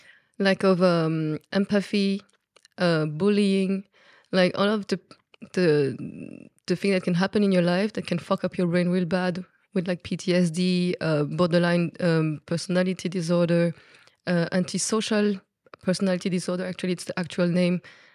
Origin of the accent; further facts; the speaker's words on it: Belgium; accent: Belgian French; first language French; English is a second language; So my accent come from Belgium, but I am a French speaker person, so I speak French.